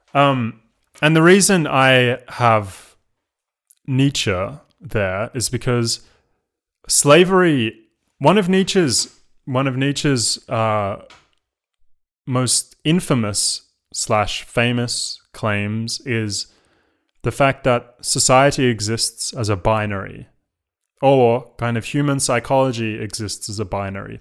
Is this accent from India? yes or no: no; Australia; now in London, United Kingdom; as an, as an Australian